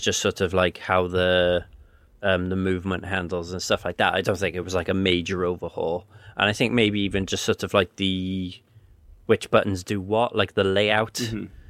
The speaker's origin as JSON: {"language": "English", "region": "Wales", "country": "United Kingdom", "tie": "born or raised there", "said": "There was very little Welsh taught in my school, and then it was like one lesson a week in high school"}